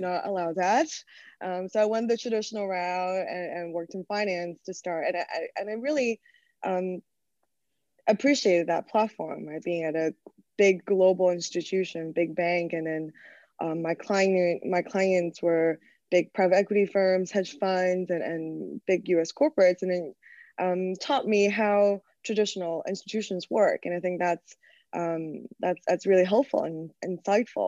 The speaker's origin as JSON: {"language": "English", "country": "China", "tie": "born or raised there", "also_born_or_lived": "United States / New York / Hong Kong", "moved": "as an adult", "said": "I was actually born and raised in China. I went to the States for college"}